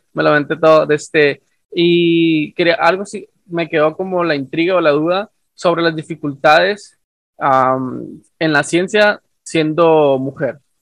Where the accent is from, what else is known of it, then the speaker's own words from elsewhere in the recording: northern Mexico, Mexico; yo soy de México del Norte, ah, y acá somos, eh, somos, me incluyo porque soy parte, ¿no? del, del, del, del, México norteño